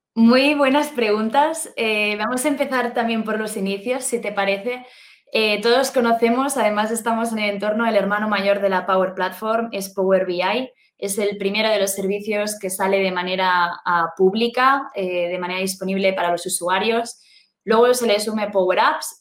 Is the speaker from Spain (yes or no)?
yes; Spain; also born or lived in Germany; vengo de España, vivo actualmente en España